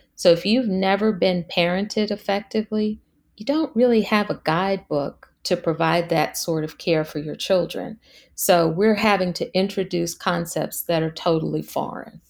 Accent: Washington, District of Columbia, United States; in high school, growing up in Washington, D C

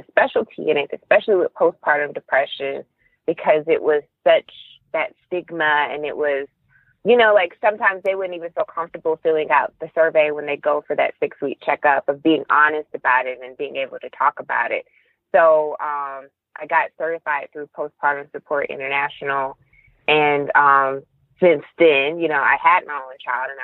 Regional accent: Milledgeville, Georgia, United States; now in Atlanta, United States; I'm originally from Georgia. I was born in Milledgeville, Georgia.

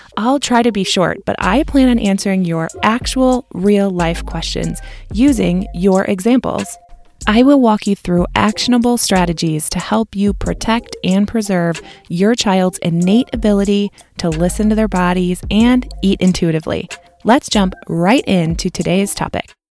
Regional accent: Midwest, United States; accent: Midwestern; my Midwestern accent

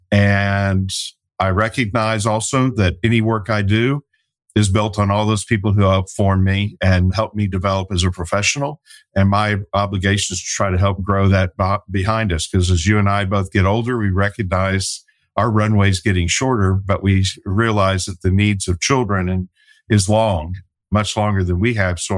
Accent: Detroit, Michigan, United States; born there; also born or lived in France / Germany / Texas / Kansas; I was born in Detroit, lived in France, Germany, Texas, Kansas, Virginia, New York and then moved to Arkansas to start sixth grade.

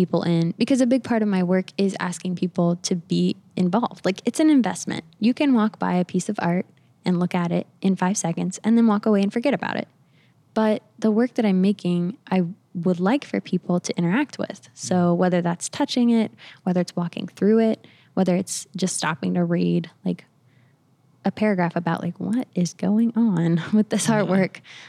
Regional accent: the South, United States; So I mean, I grew up around the South. My family, my parents live in Alabama now.

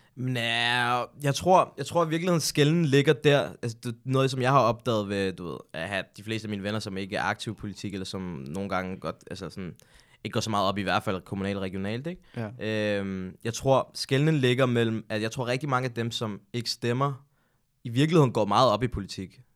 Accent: Hundige, Zealand, Denmark; also born or lived in Birkerød; jeg er egentlig opvokset i et øh, almindeligt boligbyggeri i Hundi

